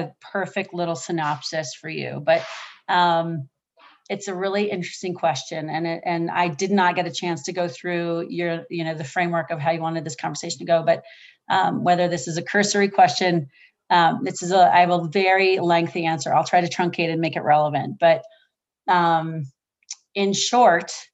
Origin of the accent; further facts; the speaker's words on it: Oahu, Hawaii, United States; I was born in Oahu in a pink hospital. It was a military hospital called Tripler.